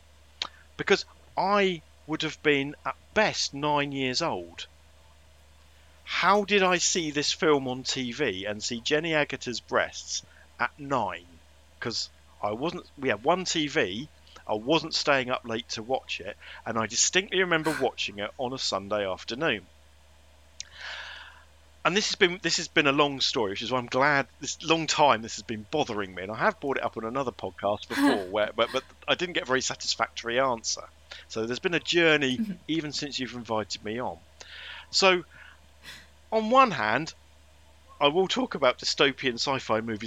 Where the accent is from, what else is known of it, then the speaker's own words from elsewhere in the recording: England, United Kingdom; I was brought up in England